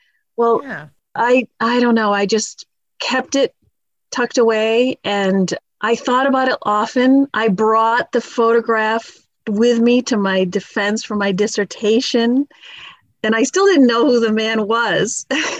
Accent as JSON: {"language": "English", "town": "Lewiston", "region": "Maine", "country": "United States", "tie": "born or raised there", "moved": "as an adult", "lives_now": "Massachusetts, United States", "said": "I grew up in Lewiston, Maine, and my father was an attorney. My mom was a stay-at-home mom. There were four of us in the family."}